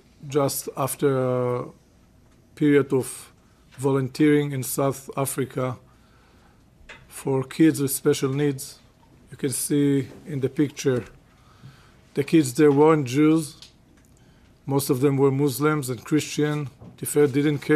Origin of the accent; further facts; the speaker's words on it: Regina, Saskatchewan, Canada; now in Israel; I was born in Regina, Saskatchewan.